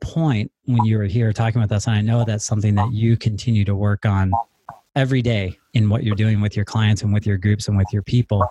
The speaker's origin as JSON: {"language": "English", "town": "Stevens Point", "region": "Wisconsin", "country": "United States", "tie": "born or raised there", "said": "right here in my hometown"}